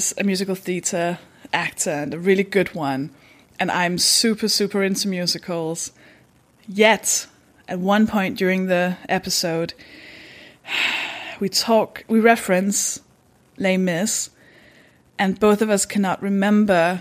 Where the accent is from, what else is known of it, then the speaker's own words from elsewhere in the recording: Denmark; English is a second language; I'm from Denmark. That should explain the accent